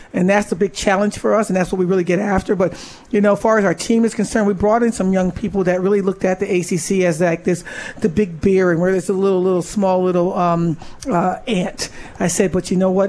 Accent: Syracuse, New York, United States; I was from Syracuse.

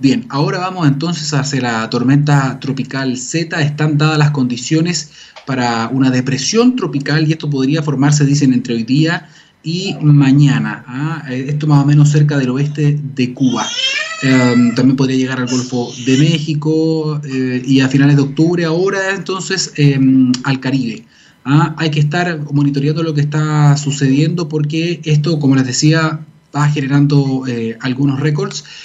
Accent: Chile; somos todos chilenos

